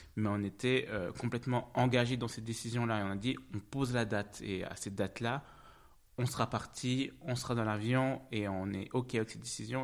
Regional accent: French-speaking Switzerland, Romandy, Switzerland; first language French; moved away as an adult; also born or lived in Zug; now in Zurich, Switzerland; je suis né en Suisse. Je suis né en Suisse, à Zug

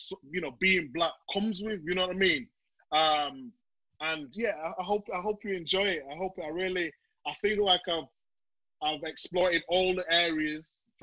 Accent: Leeds, Yorkshire and the Humber, United Kingdom; I'm from Leeds, from Chapeltown

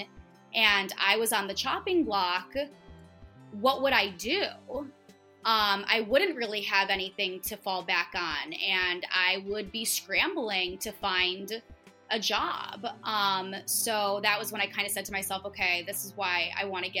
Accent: United States; moved away as an adult; also born or lived in Seoul, South Korea / Gimpo, South Korea; I need to go back to the States, and I want to go back to my home country

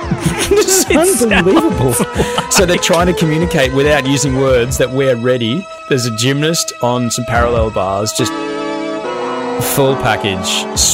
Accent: Brisbane, Queensland, Australia; my hometown, Brisbane

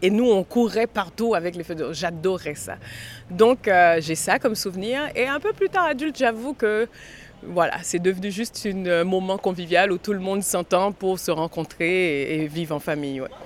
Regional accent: Port-au-Prince, Haiti; J'ai grandi avec des salles de cinéma, oui. À un moment donné, après le tremblement de terre, il n'y en a plus, mais j'ai grandi avec des salles de cinéma

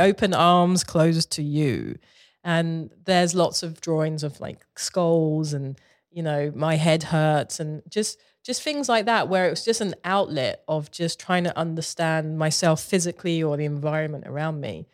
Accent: London, United Kingdom; moved away; I grew up in Southeast London, you know, uh, in the eighties

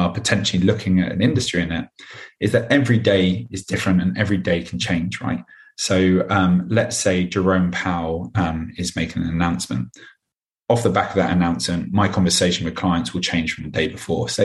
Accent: London, United Kingdom; So I'm a Londoner through and through. I was born and bred here and I still live here now.

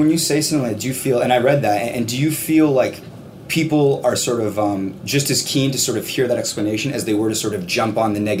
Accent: Hamilton, Ontario, Canada; We're from Hamilton, Ontario

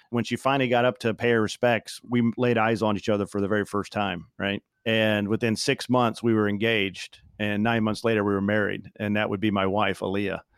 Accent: Bloomington, Indiana, United States; I grew up in Indiana

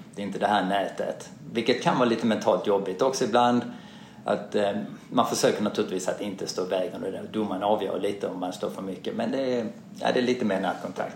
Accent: Malmö, Skåne, Sweden; now in Stockholm, Sweden; jag är uppvuxen i Malmö

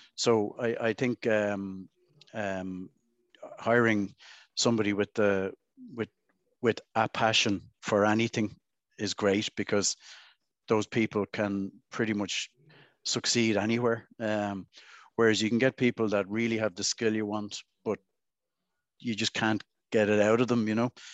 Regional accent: Dublin, Leinster, Ireland; I grew up around the South Circular Road

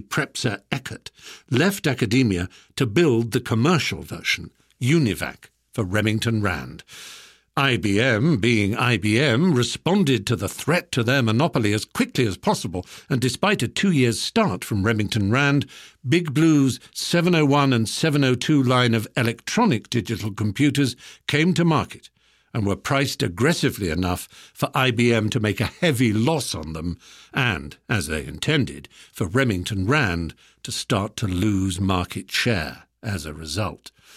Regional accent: United Kingdom; we British

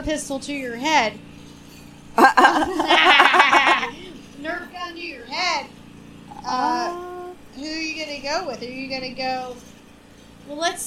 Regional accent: Scotland, United Kingdom; I'm Scottish.

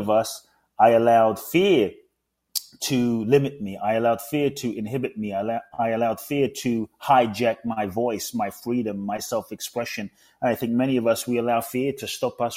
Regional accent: London, United Kingdom; also born or lived in Ghana; now in United States; I was born in Ghana, West Africa. My father's from Ghana. My mother's Japanese. I grew up in London. I live in the US

